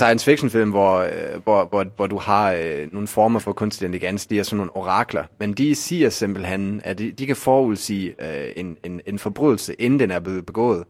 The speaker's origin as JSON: {"language": "Danish", "region": "Bremen", "country": "Germany", "tie": "born or raised there", "moved": "yes", "lives_now": "Denmark", "said": "min fødeby Bremen"}